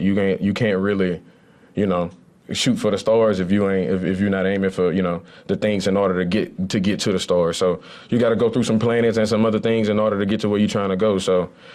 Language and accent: English; Lafayette, Louisiana, United States; moved away; I grew up in Lafayette, Louisiana